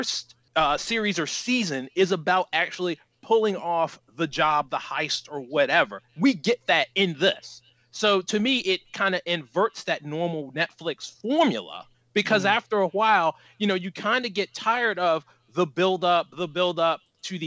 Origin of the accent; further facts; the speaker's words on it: United States; as an American